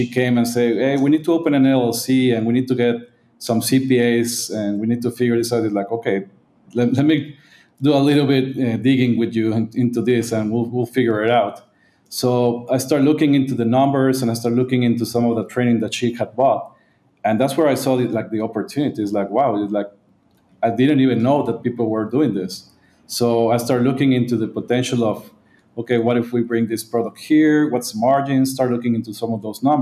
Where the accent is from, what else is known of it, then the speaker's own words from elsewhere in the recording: Monterrey, Nuevo León, Mexico; also born or lived in United States; I'm from Monterrey, Mexico. I was raised and born here